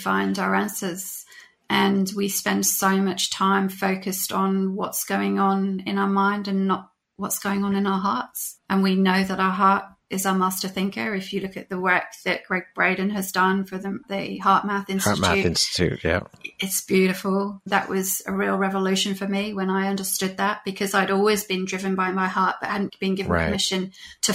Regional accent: United Kingdom; I was living in the UK at the time. I'm British.

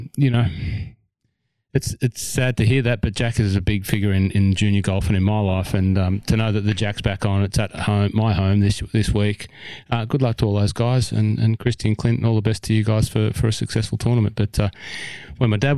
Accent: Cessnock, New South Wales, Australia; up at Cessnock, my hometown

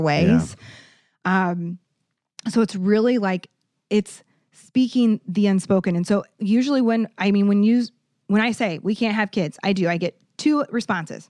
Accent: Iowa, United States; now in Saint Louis, United States; I'm from Iowa, the cornfield

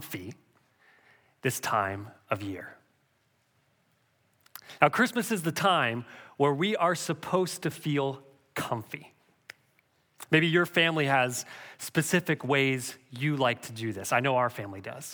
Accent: Canada; Growing up in Canada, we had a big wood-burning, pot-belly stove

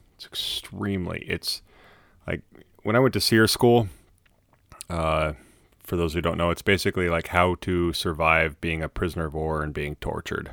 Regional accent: Colorado, United States; I was born in Colorado and I spent a lot of my life in Colorado

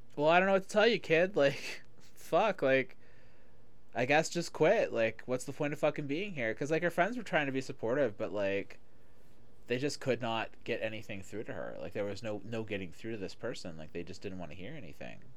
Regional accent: Toronto, Ontario, Canada; moved away; I grew up in Toronto. So that was the time period that I grew up there. Uh, I left Toronto in, like, at the end of 94, 95.

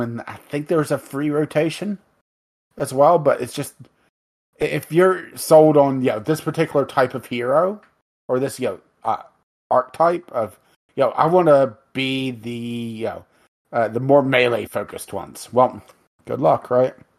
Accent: United States; we're American

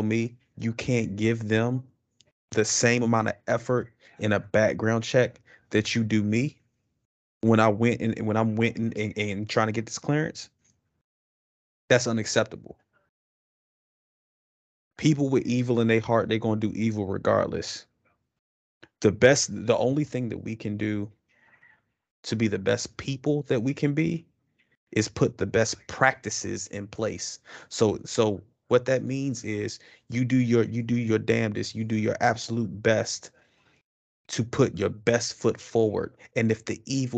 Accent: Washington, District of Columbia, United States; moved away as an adult; I'm from Washington D.C. Northeast, 21st Street. That's where I'm from

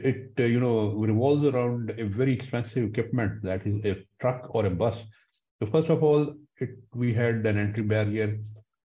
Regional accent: Pakistan; being Pakistani

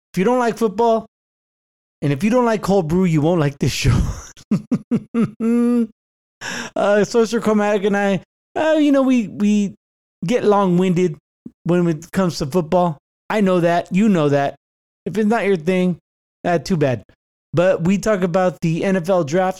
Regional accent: Santa Clara, California, United States; moved away; growing up in the Bay Area.

